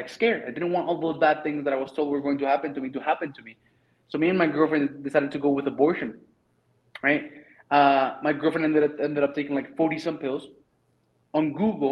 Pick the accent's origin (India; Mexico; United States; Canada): Mexico; English is a second language; moved away as an adult; I'm from Mexico